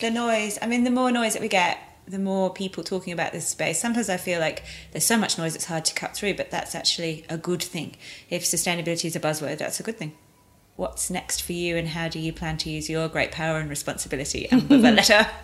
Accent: England, United Kingdom

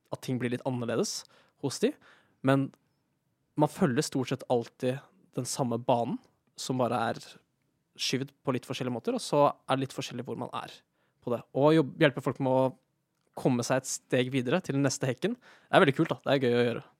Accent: near Elverum, Hedmark, Innlandet, Norway; moved away as an adult; also born or lived in Trondheim; kommer fra Sørskabygda, som er en bitte liten bygd utenfor eh, Elverum i Hedmark

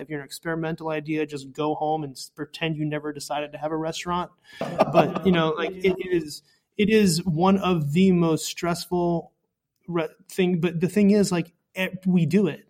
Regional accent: Maryland, United States; now in New York City, United States; I was from Maryland

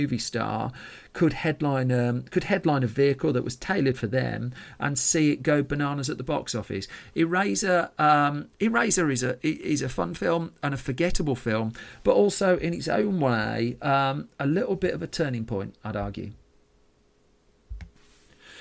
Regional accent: United Kingdom; I'm British

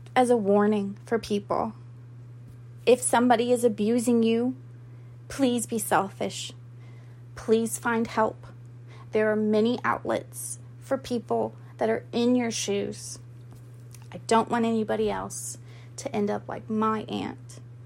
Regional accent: Goose Creek, South Carolina, United States; I am from Goose Creek, South Carolina, but nobody knows where that is. So I just am from Charleston

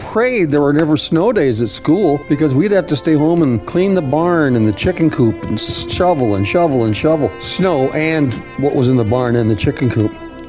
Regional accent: North Dakota, United States; now in South Dakota, United States; I grew up in North Dakota on a farm, and we had snow up there.

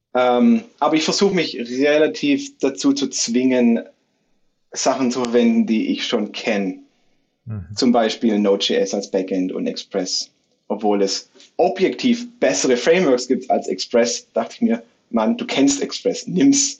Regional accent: near Stuttgart, Baden-Württemberg, Germany; moved away as an adult; also born or lived in Brazil / Philippines; in meiner Heimatstadt in der Nähe von Stuttgart

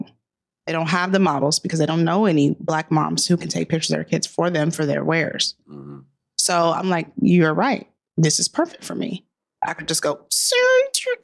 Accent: Tomball, Texas, United States; I grew up in Tomball

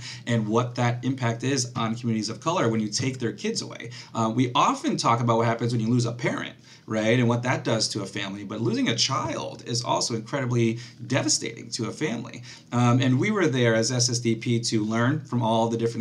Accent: Connecticut, United States; I'm from Connecticut

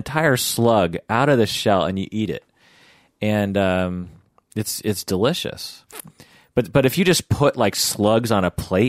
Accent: Sammamish, Washington, United States; because growing up in the house that we grew up in Sammamish, Washington, back then, there were horses around. There was woods. There was cows. It was extremely rural

